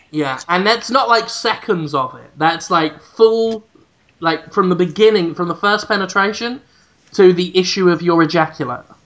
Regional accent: United Kingdom; i'm actually proud of how shit my hometown is it's actually in a book, The Worst Cities in Britain

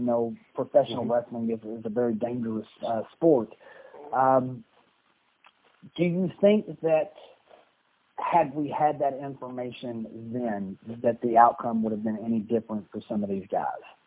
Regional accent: Louisville, Kentucky, United States; moved away as an adult; also born or lived in Dallas, Texas; I spent four years in Dallas uh, Texas, and then um, uh, in 1984, my mom and me moved to Louisville, Kentucky

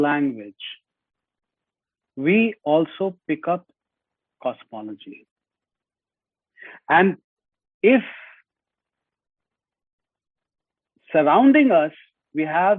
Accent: India; first language Hindi; English is a second language; now in United States; when I go back to India, and given that Hindi is my mother tongue, my native tongue, and I'm very fluent in Hindi

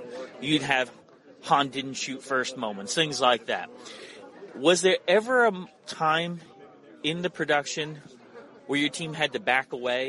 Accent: Connecticut, United States; I grew up in Connecticut

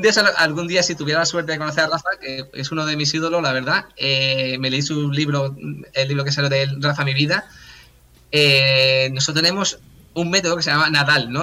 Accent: Cádiz, Andalusia, Spain; soy de Cádiz

